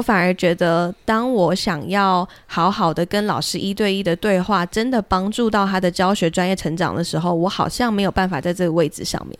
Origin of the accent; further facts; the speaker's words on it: Pingtung County, Taiwan; 我是在屏东长大